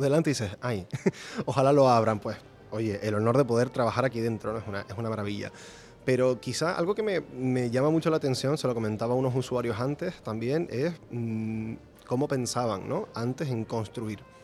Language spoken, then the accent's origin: Spanish; Gran Canaria, Canary Islands, Spain; Yo nací en Gran Canaria, llevo aquí viviendo casi toda mi vida.